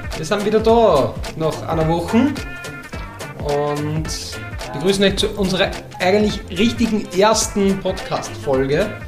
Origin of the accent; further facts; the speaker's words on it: Upper Austria, Austria; Ich komme aus Oberösterreich